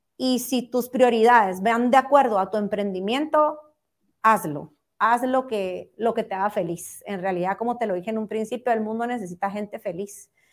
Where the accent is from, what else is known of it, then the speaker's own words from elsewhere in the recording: Guatemala; todos como guatemaltecos